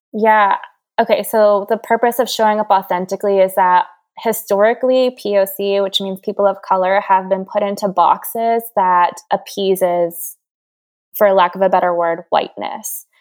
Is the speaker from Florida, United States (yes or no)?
no; Hawaii, United States; I'm from Hawaii. I grew up in a bathing suit